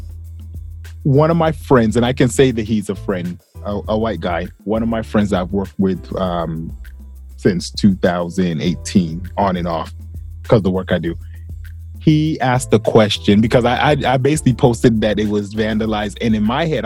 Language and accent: English; the South, United States; I grew up in the South